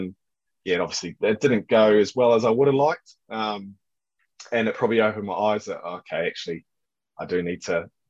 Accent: New Zealand; moved away; also born or lived in Perth, Australia; growing up in New Zealand and then Perth

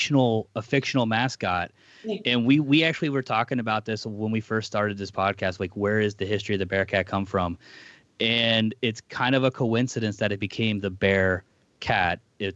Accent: Cincinnati, Ohio, United States; now in Philadelphia, United States; So I live in Philadelphia. I do not live in Cincinnati. I'm from Cincinnati originally.

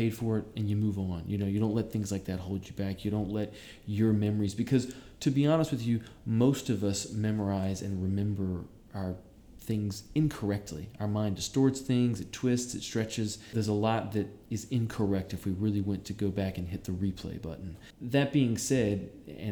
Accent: Savannah, Georgia, United States; moved away as an adult; also born or lived in Atlanta, Georgia; now in New York, United States; I'm from Savannah, Georgia. I lived in Atlanta for a little while, and I moved to New York about 3.5 years ago

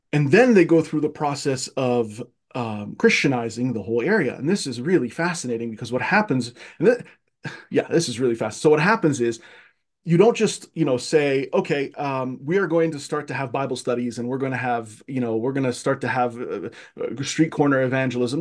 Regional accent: Cairo, Cairo Governorate, Egypt; moved away as an adult; now in United States; I was born, uh, and raised in Egypt, in Cairo, Egypt

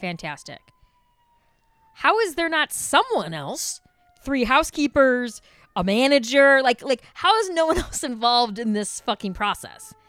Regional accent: Chicago, Illinois, United States; being a Chicagoan

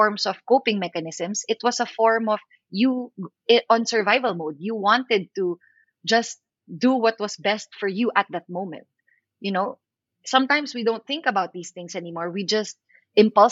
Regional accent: Philippines; I'm an actor from the Philippines.

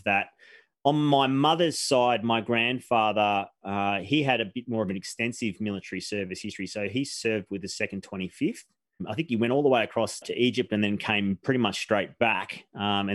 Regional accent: Victoria, Australia; also born or lived in Melbourne / Omeo, Victoria; I was born in Melbourne in Queen Victoria Hospital, which is no longer there

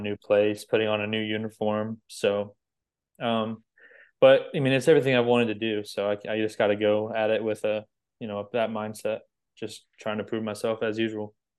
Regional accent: Florida, United States; I was from Florida

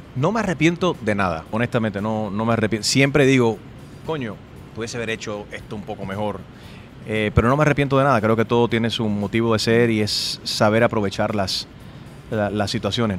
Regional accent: United States; Yo nací aquí en los Estados Unidos, mami y papi son cubanos, yo hablo español gracias a que mami y papi me dijeron cuando niño

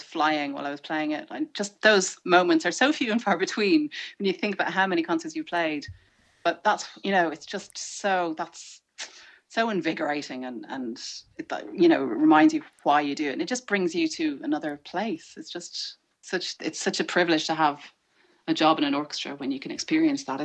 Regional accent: Ireland; as an Irish person

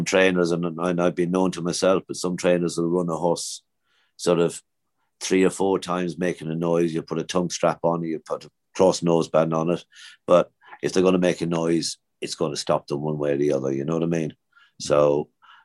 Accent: Naas, County Kildare, Ireland; moved away; Nace is my hometown

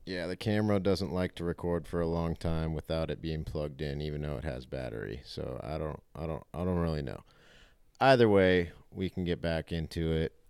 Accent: United States; we're American

